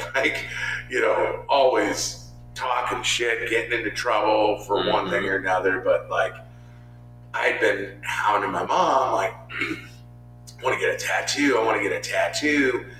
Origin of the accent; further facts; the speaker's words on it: California, United States; moved away; I'm originally from California